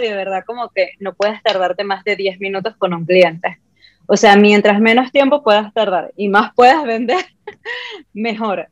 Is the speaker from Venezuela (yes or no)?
yes; Ciudad Guayana, Bolívar, Venezuela; soy de Venezuela, de Ciudad Guayana, de Puerto Ordaz